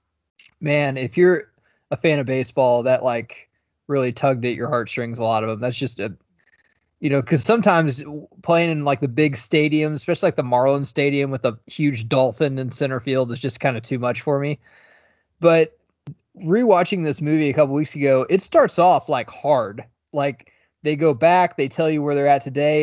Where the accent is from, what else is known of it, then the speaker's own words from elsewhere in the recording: Midwest, United States; I grew up in the Midwest